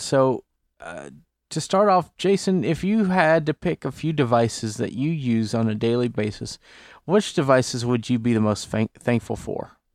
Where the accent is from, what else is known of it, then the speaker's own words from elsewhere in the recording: Port Neches, Texas, United States; moved away; my hometown of Port Neches, Texas